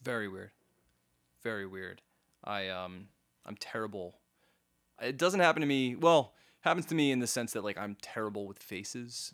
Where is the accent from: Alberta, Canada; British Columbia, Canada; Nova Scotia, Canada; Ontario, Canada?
Nova Scotia, Canada; Halifax; I was born in Halifax